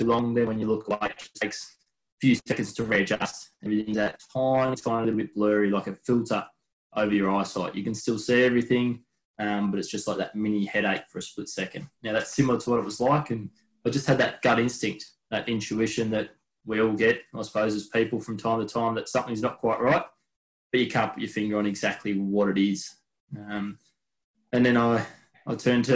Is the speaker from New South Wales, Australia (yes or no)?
no; Melbourne, Victoria, Australia; where we grew up, which was just on the outskirts of Melbourne